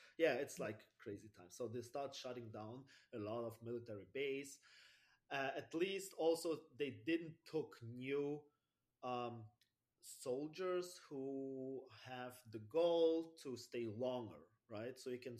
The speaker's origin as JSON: {"language": "English", "country": "Germany", "tie": "born or raised there", "also_born_or_lived": "Russia", "second_language": "English", "said": "I was born in Russia, and I was living there since I was 5. Then we moved all together back to Germany. And this is why I live in Germany since 30 years."}